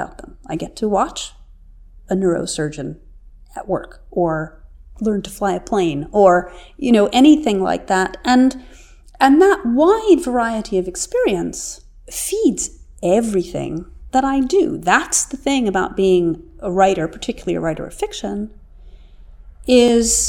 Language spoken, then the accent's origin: English; New York City, New York, United States; I grew up in New York City